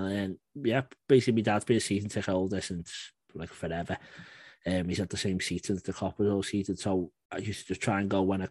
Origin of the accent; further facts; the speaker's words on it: Crosby, North West England, United Kingdom; also born or lived in Huyton; I was born in Crosby, which depends who you ask. I'd say it's in Liverpool.